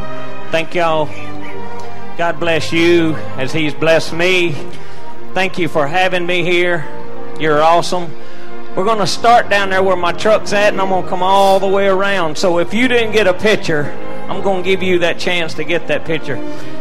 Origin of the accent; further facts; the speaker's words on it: Mississippi, United States; I'm from Mississippi